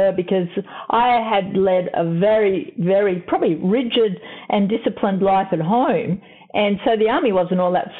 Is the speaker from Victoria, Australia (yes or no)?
yes; Melbourne, Victoria, Australia; I grew up in Melbourne, and I was adopted